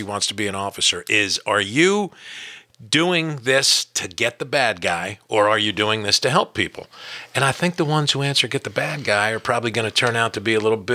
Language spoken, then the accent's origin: English; New Jersey, United States; now in Berea, Kentucky, United States; I grew up in New Jersey.